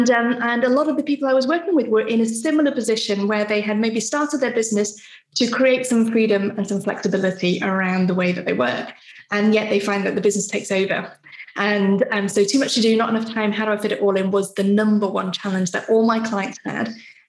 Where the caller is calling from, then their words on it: Stafford, West Midlands, United Kingdom; So I'm in Stafford in the West Midlands.